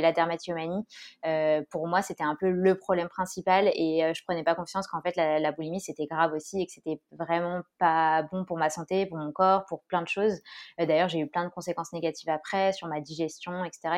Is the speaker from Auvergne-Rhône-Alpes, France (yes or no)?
yes; Grenoble, Auvergne-Rhône-Alpes, France; now in Orléans, France; je suis grenobloise et je vis actuellement à Orléans